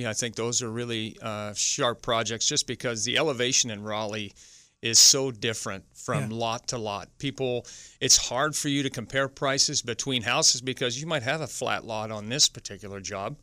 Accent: Ottawa, Ontario, Canada; moved away; I'm from Ottawa originally.

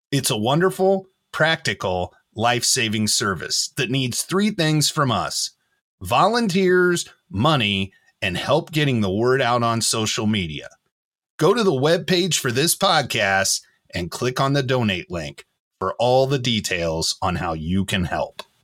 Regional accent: New York, United States; No, I'm from New York.

